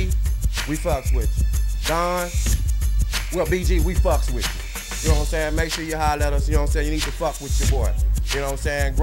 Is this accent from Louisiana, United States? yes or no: yes; Monroe, Louisiana, United States; moved away; I'm from Louisiana